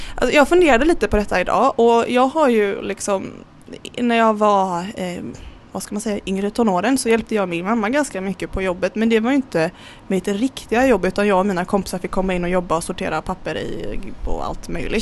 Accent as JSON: {"language": "Swedish", "town": "Kullavik", "region": "Västra Götaland", "country": "Sweden", "tie": "born or raised there", "also_born_or_lived": "Gothenburg", "said": "Uppvuxen eh, vad är det, två mil utanför Göteborg i ett litet, eh, litet eh, samhälle som heter Kullavik."}